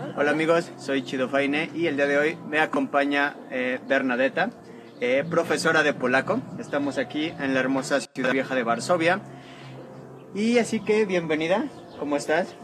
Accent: Mexico; first language Spanish; moved away as an adult; now in Poland; soy mexicano, por lo tanto soy nativo de español

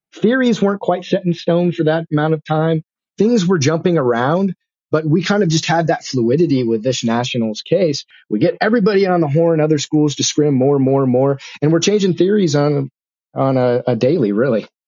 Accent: Bakersfield, California, United States; I'm from Bakersfield, Kern County

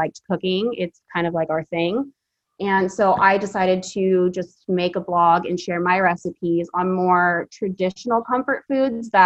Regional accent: Philippines; now in Fresno, United States; I was born in the Philippines, so I'm half Filipino, so that's a big part of my culture. And then just being here in Fresno

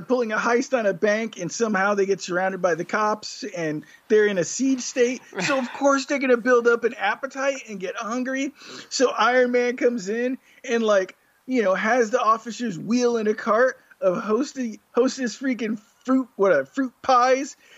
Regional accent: New York City, New York, United States; I grew up in New York, and I used to have to ride the subway to go to school

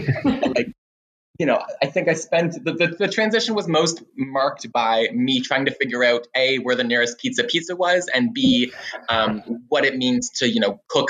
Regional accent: Orleans, Ontario, Canada; I grew up in Orleans in the East End and moved down in my late teens, if I recall correctly. I was like 19 or 20, and have enjoyed living around and in Centertown ever since.

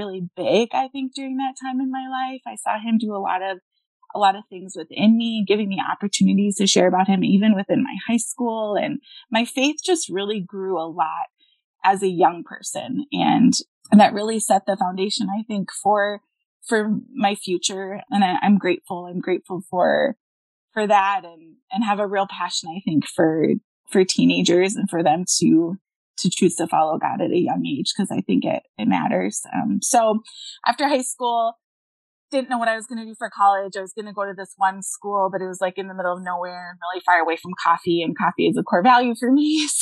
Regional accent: Minnesota, United States; I'm from Minnesota

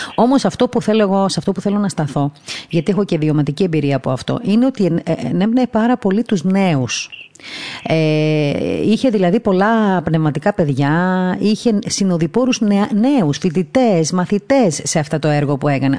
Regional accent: Crete, Greece; moved away; από μικρό παιδί μέχρι τουλάχιστον τότε που έφυγα από την Κρήτη

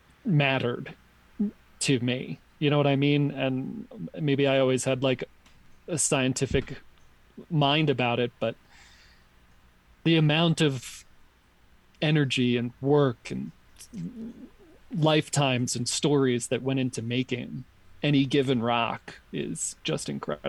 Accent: New York, United States; where I grew up in New York

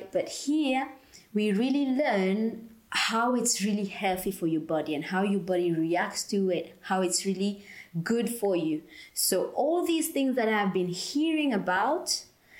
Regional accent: Mauritius; moved away; I'm from Mauritius. It's the beautiful island in the Indian Ocean.

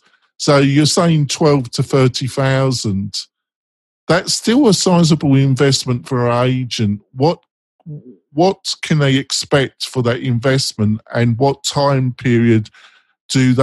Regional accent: England, United Kingdom; I'm English

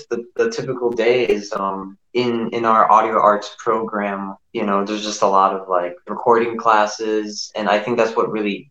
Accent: Aurora, Illinois, United States; I'm from Aurora, Illinois

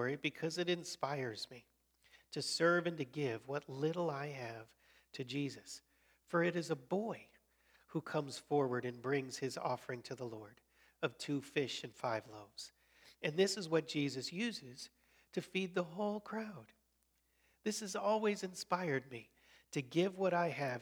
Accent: Colorado, United States; moved away as an adult; also born or lived in Chicago, Illinois; I was born in Chicago and then grew up in Colorado, came back to Chicago for college and seminary.

